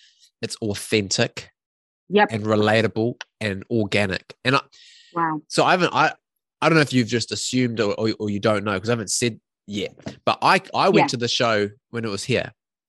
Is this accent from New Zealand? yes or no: yes; New Zealand; Like I'm a teacher, but my hometown is about 2 hours away from Auckland. So I've had that similar of leaving home, family all at home, living in this new city, creating new friendships and family.